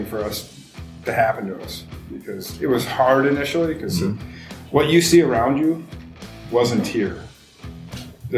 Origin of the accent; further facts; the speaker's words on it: northern Wisconsin, United States; moved away as an adult; also born or lived in Milwaukee, Wisconsin / Minnesota; now in Richmond, United States; I'm originally from Milwaukee, but I grew up in northern Wisconsin